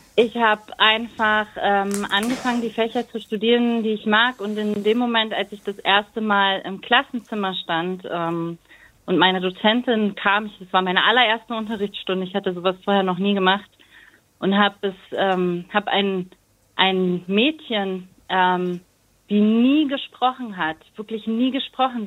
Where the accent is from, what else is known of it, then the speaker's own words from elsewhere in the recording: Berlin, Germany; bin in Berlin geboren und meine Eltern sind 1988 nach Deutschland gekommen